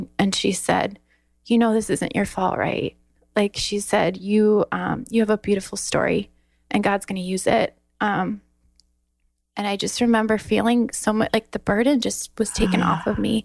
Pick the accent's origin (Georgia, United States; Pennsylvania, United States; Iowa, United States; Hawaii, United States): Iowa, United States; also born or lived in Texas; I'm from Iowa